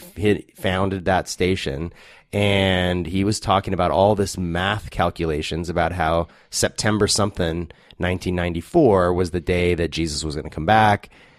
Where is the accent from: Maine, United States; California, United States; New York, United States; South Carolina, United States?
California, United States; I grew up in the Inland Empire and frequently went to Newport Beach. That was sort of our beach.